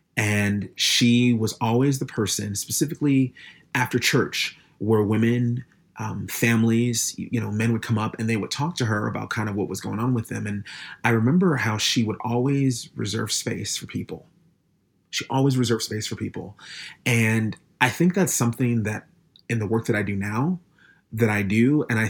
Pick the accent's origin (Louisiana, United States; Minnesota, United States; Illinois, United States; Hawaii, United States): Minnesota, United States; Minneapolis; I grew up in Minneapolis, Minnesota. Not specifically in Minneapolis. I grew up in a suburb of Minneapolis.